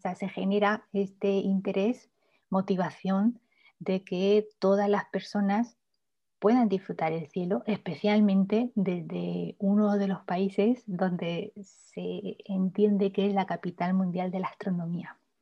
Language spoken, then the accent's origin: Spanish; Murcia, Region of Murcia, Spain; moved away as an adult; also born or lived in Tenerife, Spain / Granada, Spain; now in Chile; empecé mis estudios en mi ciudad natal, en Murcia